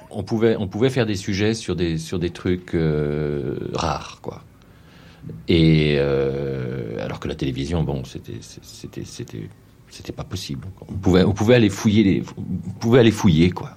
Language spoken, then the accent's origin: French; Brittany, France; je suis breton